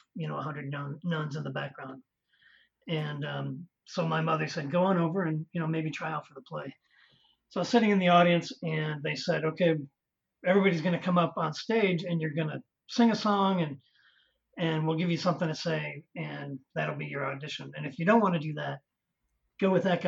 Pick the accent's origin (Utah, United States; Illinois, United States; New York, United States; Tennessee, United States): Illinois, United States; Chicago; moved away as an adult; also born or lived in Las Vegas, Nevada; I'm from the Chicago area, and I went to Oak Park River Forest High School